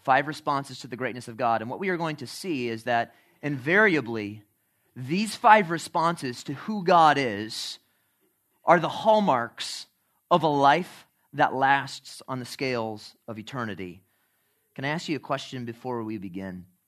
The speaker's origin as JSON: {"language": "English", "town": "Chicago", "region": "Illinois", "country": "United States", "tie": "born or raised there", "said": "when I was growing up in Chicago"}